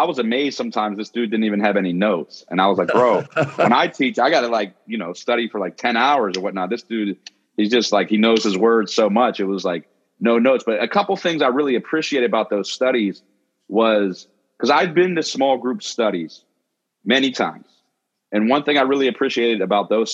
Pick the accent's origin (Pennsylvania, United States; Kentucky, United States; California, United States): Pennsylvania, United States; Pittsburgh; also born or lived in Philadelphia / Delaware; I grew up in Pittsburgh and went to Taylor Alderdice High School